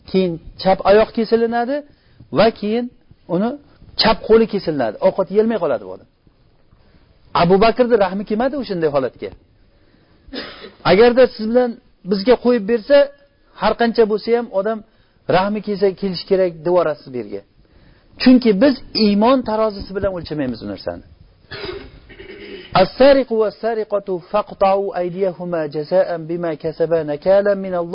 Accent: Uzbekistan; o'zimizda o'zbekchilik degan narsamiz bor

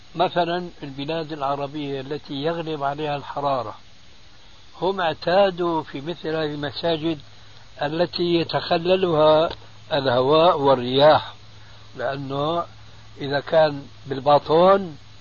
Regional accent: Syria; عندنا في سوريا

